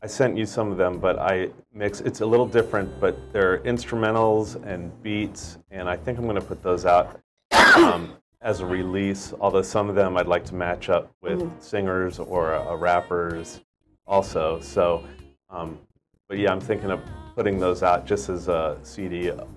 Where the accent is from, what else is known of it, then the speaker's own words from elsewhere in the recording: right outside of Baltimore, Maryland, United States; moved away as an adult; also born or lived in San Francisco; now in Hawaii, United States; Originally from Maryland, right outside of Baltimore.